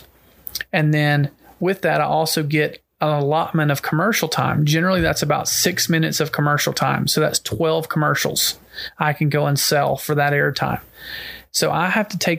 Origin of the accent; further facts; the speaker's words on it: Georgia, United States; my home state, I was born and raised here